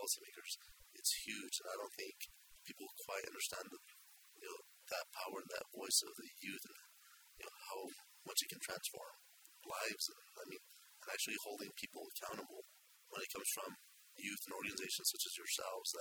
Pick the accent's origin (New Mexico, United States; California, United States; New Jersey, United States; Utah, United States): New Mexico, United States; Taos; I'm a native New Mexican, born and raised in Taos, New Mexico